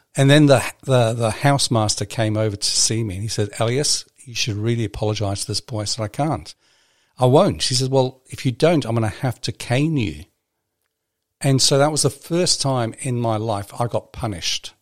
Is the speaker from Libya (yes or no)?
yes; Libya; now in New Zealand; when I was growing up in Libya